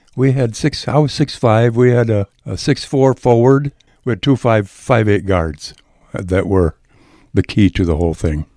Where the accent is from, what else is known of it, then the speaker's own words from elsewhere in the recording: Edgerton, Minnesota, United States; moved away as an adult; also born or lived in upstate New York; now in New York, United States; I was born and raised on a farm in southern, southwestern Minnesota